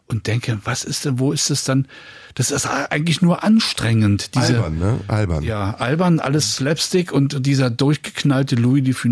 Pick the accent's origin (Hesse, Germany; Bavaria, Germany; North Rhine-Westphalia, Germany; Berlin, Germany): Berlin, Germany; Äh, also als Berliner lehne ich Karneval grundsätzlich ab